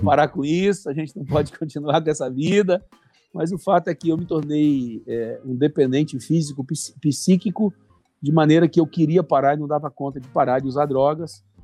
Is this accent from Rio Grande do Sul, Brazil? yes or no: no; Timóteo, Minas Gerais, Brazil; now in Ji-Paraná, Brazil; Sou mineiro. Ah, então eu sou, é. mineiro, sou mineiro do Vale do Aço, sou lá de Timóteo. Então, o Carlos Cardoso cuida da congregação onde eu nasci.